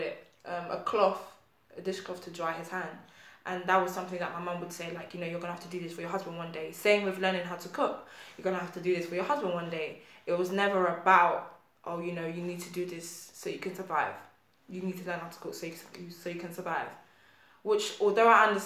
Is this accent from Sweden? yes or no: no; Nigeria; I'm Nigerian